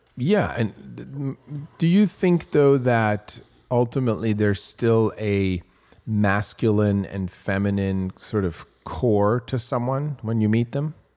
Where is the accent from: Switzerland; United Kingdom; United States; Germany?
Switzerland; moved away; I grew up in Switzerland